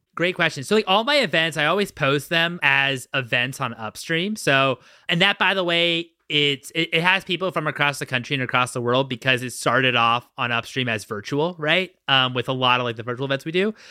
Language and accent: English; Washington, District of Columbia, United States; now in Los Angeles, United States; I'm from Washington, D C originally